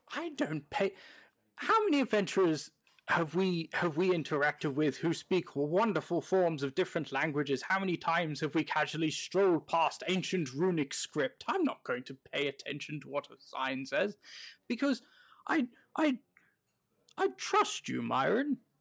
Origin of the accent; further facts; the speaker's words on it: United Kingdom; now in American Midwest, United States; I'm a British person living in the American